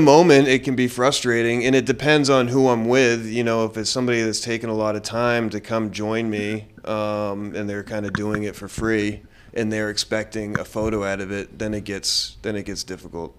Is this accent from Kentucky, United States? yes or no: no; South Florida, United States; I'm from South Florida.